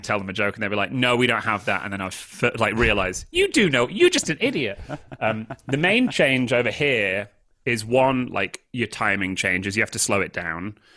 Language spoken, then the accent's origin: English; United Kingdom; moved away; I'm British